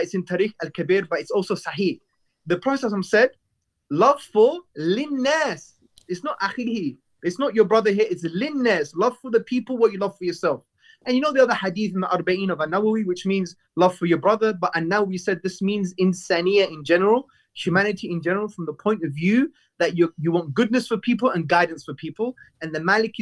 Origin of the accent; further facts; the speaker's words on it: London, United Kingdom; I'm from Hackney, brought up in the 80s.